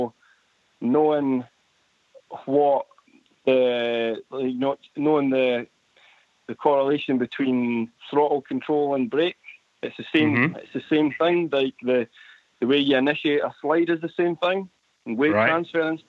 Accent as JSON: {"language": "English", "town": "Edinburgh", "region": "Scotland", "country": "United Kingdom", "said": "I'm from Edinburgh over in Scotland."}